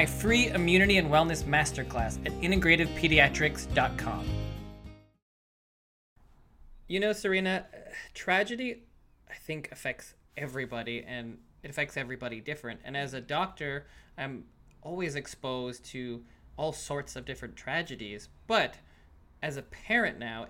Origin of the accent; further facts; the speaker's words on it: Canada; now in United States; I grew up in Canada